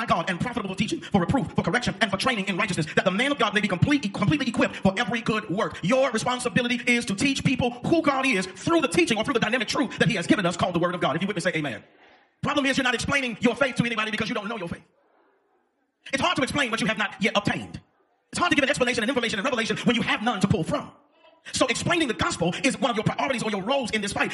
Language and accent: English; the South, United States; also born or lived in Arkansas / Oklahoma; I grew up in Arkansas and Oklahoma, so southern either way.